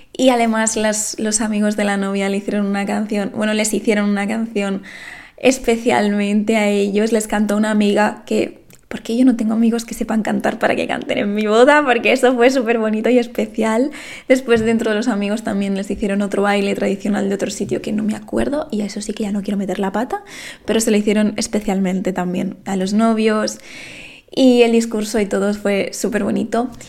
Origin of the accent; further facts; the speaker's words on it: Lleida, Catalonia, Spain; yo soy de Lleida